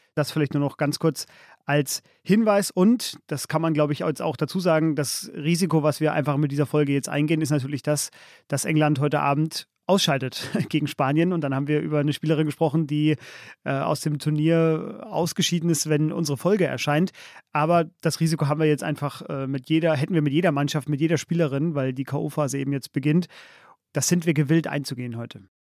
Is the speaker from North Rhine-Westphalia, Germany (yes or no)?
no; Upper Franconia, Bavaria, Germany; meine Heimat Oberfranken